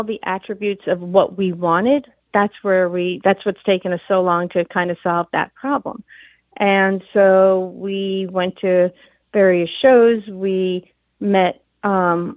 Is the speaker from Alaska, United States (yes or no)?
no; New York, United States; New York, I'm a New Yorker, garment industry, and my dad had a showroom, 1407 Broadway